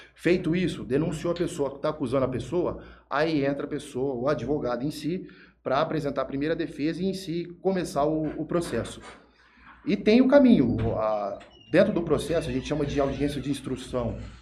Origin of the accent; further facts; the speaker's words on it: Jales, São Paulo, Brazil; also born or lived in Araçatuba; sou de Jales, nascido criado aqui